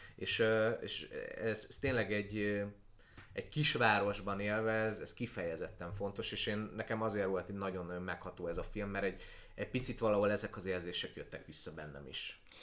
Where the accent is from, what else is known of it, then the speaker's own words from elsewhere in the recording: Transcarpathia, Zakarpattia Oblast, Ukraine; moved away; én Kárpátaljáról jövök, ahol ahol a kárpátai magyar ember az kb. egyenlő azzal, hogy református